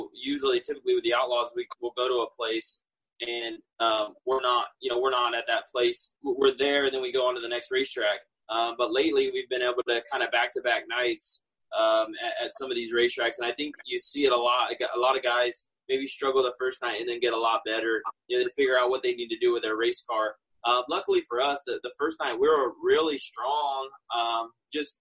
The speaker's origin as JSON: {"language": "English", "region": "California", "country": "United States", "tie": "born or raised there", "said": "I grew up in California"}